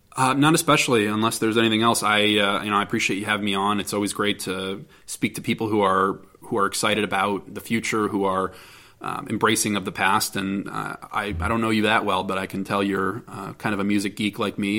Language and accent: English; United States; as an American and as a member of this industry